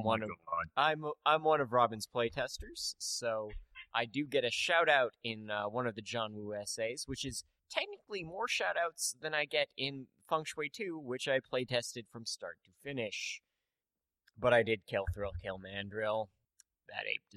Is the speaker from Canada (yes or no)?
yes; Canada; I'm Canadian